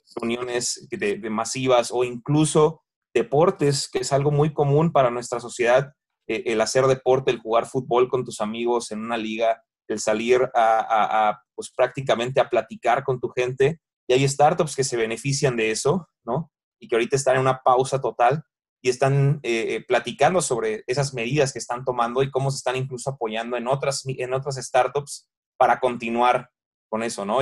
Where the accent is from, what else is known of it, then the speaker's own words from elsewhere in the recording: Mexico; nosotros que somos mexicanos vivimos vivimos aquí